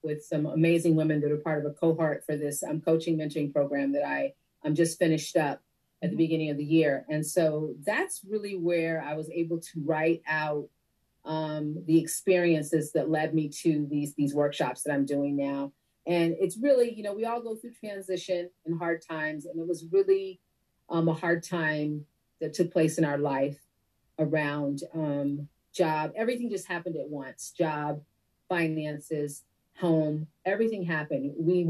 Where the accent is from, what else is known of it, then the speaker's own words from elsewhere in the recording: Connecticut, United States; also born or lived in Detroit, Michigan / Guam / Virginia / California; I grew up mostly in Connecticut, but I am a daughter of a Navy veteran. And so I've lived on one island, and I have lived in four states, including Connecticut. So that would be Guam, the island. I was born in Detroit, Michigan